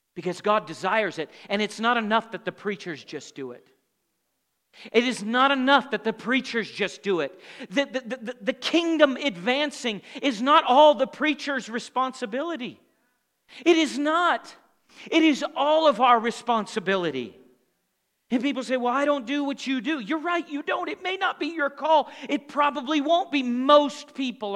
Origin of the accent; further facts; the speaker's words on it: Montana, United States; also born or lived in Tulsa, Oklahoma; the environment I grew up here in Montana